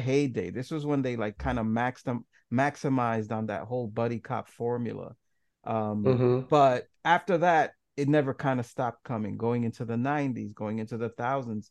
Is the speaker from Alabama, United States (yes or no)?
no; New York City, New York, United States; I grew up in New York City in a certain ghetto